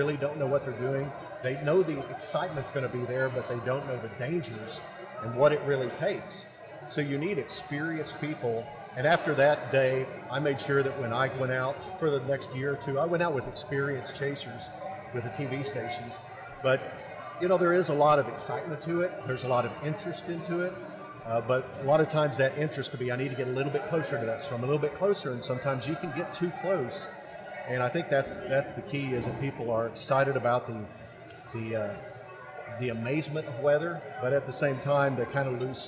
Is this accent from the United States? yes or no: yes; Oklahoma, United States; Born and raised in Oklahoma